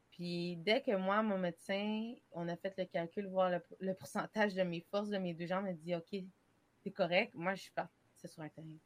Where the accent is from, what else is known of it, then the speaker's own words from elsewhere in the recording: Canada; je suis canadienne